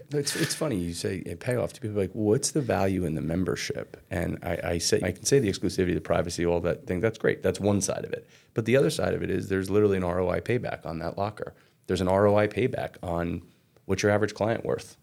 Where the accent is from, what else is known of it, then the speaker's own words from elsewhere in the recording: Red Bank, New Jersey, United States; I grew up in Red Bank, south of Red Bank.